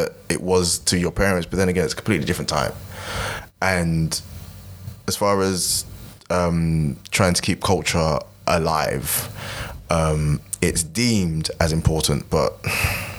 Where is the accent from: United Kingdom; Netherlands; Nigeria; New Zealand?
Nigeria; as a Nigerian